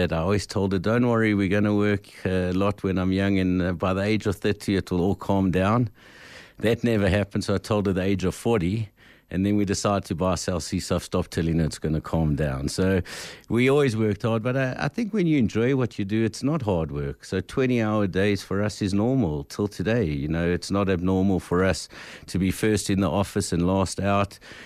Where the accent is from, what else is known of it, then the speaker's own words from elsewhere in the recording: Delmas, Mpumalanga, South Africa; we come from Delmas, from the farmlands. My father died when I was five and my brother eight.